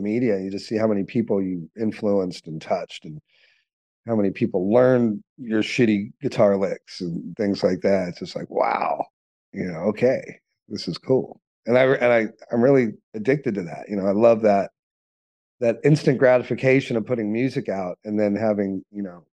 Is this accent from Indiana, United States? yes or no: no; Los Angeles, California, United States; growing up in Hollywood